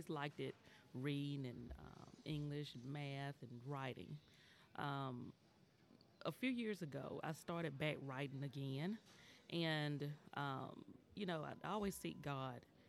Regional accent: White Plains, Georgia, United States; I am from White Plains, Georgia

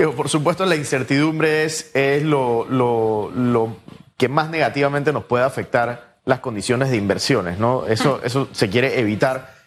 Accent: Panama; como panameños

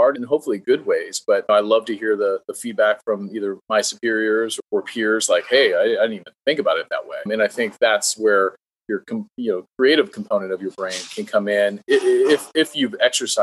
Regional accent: San Jose, California, United States; I'm from San Jose, California, Silicon Valley

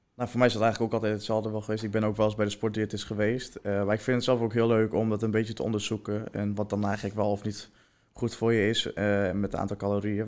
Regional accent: Heerenveen, Friesland, Netherlands; ik kom zelf uit Herenveen

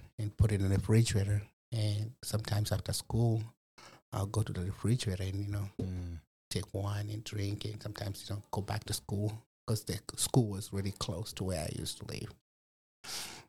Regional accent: Malawi; now in Fort Wayne, United States; I was born and raised in Malawi, Africa, in 1981.

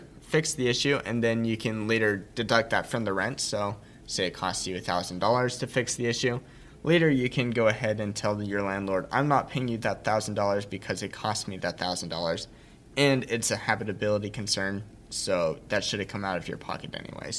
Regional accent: Utah, United States; I'm from Utah

